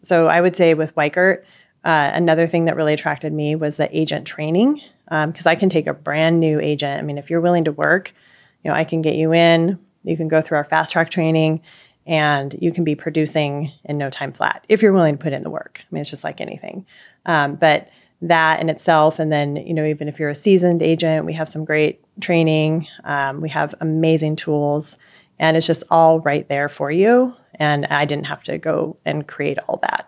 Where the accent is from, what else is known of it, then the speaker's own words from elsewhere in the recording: Pacific Northwest, United States; I am from Pacific Pacific Northwest